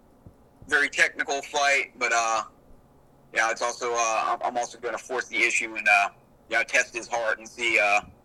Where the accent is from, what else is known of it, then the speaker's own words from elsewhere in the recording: South Carolina, United States; my home state of South Carolina